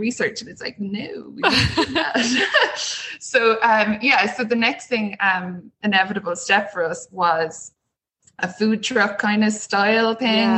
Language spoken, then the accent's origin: English; Clonmel, Tipperary, Ireland; my hometown